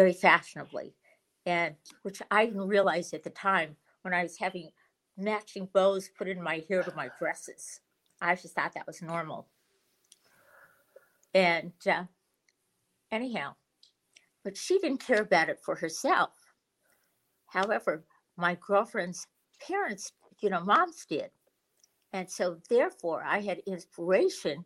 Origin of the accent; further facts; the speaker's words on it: Beverly Hills, California, United States; since I come from Beverly Hills